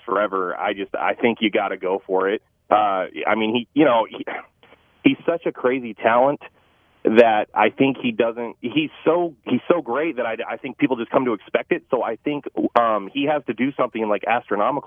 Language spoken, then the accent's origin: English; West Coast, United States; I'm from the West Coast